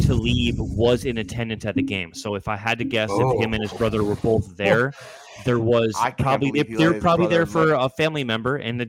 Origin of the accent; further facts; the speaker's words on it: Chicago, Illinois, United States; Black people slay each other all day, every day in my hometown of Chicago